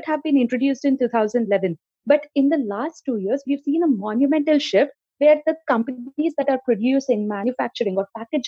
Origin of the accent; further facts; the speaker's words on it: Hyderabad, Telangana, India; the state that I hail from, Telangana, in which I'm from Hyderabad city